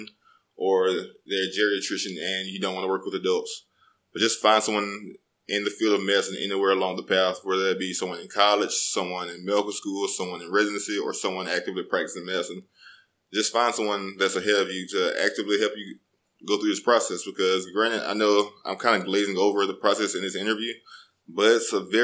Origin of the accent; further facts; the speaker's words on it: Birmingham, Alabama, United States; moved away as an adult; also born or lived in Auburn, Alabama / Miami, Florida; it wasn't like I was from the best part of Birmingham or anything.